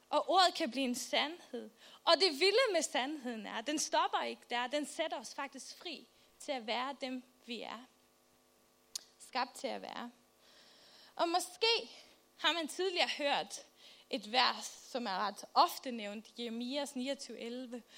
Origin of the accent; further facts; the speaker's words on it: Faroe Islands; now in Albertslund, Denmark; Jeg kommer fra Færøerne